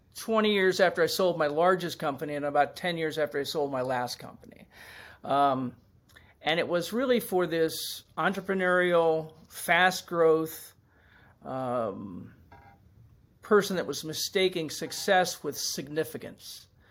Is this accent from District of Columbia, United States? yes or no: yes; Washington, District of Columbia, United States; I grew up in Washington, D C